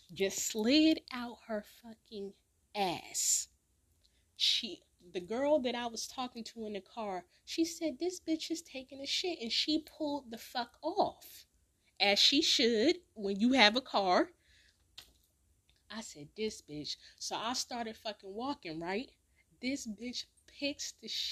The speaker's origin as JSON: {"language": "English", "town": "Newark", "region": "New Jersey", "country": "United States", "also_born_or_lived": "California", "moved": "yes", "said": "I'm from Newark, I'm from Jersey"}